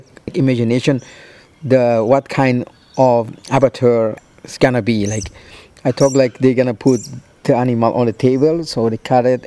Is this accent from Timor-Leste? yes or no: yes; Bobonaro, Timor-Leste; moved away as an adult; also born or lived in Dili, East Timor; now in Australia; I'm from East Timor. And I live in Dili, as you know, the capital of East Timor. But I was born in Bobonaro, near to the border.